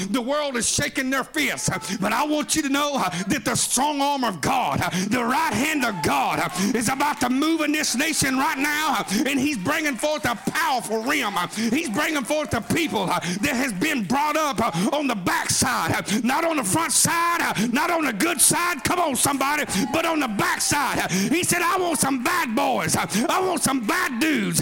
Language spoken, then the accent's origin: English; Oklahoma, United States; I'm from Oklahoma